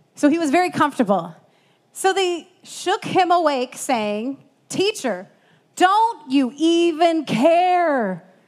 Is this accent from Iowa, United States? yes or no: yes; Iowa, United States; I grew up in Iowa, but I did not live on a farm